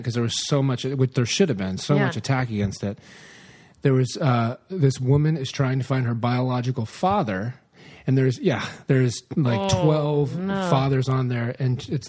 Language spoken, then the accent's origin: English; the South, United States; We're from the South.